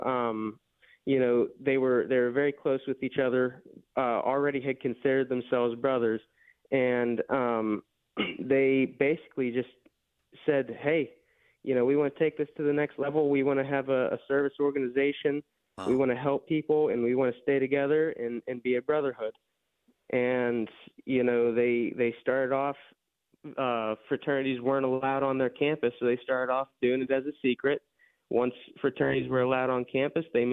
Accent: Elderton, Pennsylvania, United States; moved away as an adult; now in Pittsburgh, United States; Originally, I'm from a little town called Elderton, PA, over by Indiana

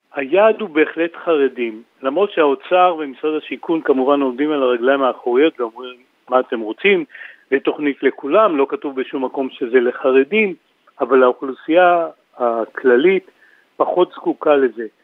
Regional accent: Kiryat Gat, Southern District, Israel; אני בא מקריית גת

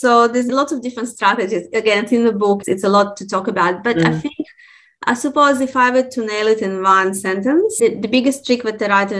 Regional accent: Russia; born there; also born or lived in Israel / Australia; so I was born in Russia, okay? And in Russia, when you read children's books, they say when the dogs say, Gav. Then I moved to Israel.

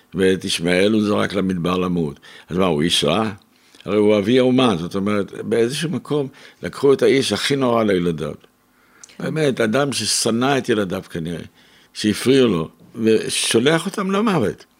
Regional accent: Israel; ואני גם כן לא הייתי בדיוק מארץ ישראל, נולדתי פה, אבל לא הייתי.

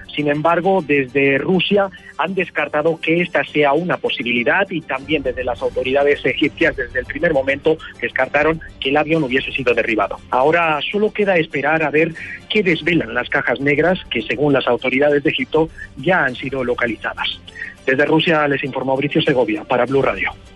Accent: corregimiento Monterrey, municipality of Simití, Bolívar, Colombia; also born or lived in San Pablo, Bolívar (six years displaced); estoy aquí en el, corregimiento, en municipio de Cementín, en el corregimiento Monterrey

